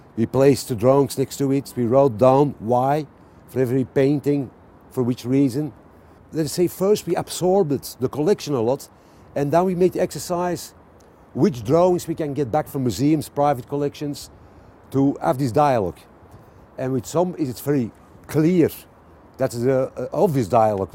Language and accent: English; Antwerp, Flanders, Belgium; I'm from Antwerp. I, I was born next to the Rubens house. I grew up at Bruegel.